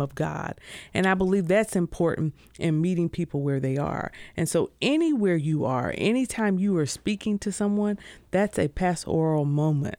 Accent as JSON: {"language": "English", "town": "Greenville", "region": "South Carolina", "country": "United States", "tie": "born or raised there", "said": "I am originally from Greenville, South Carolina. Grew up there"}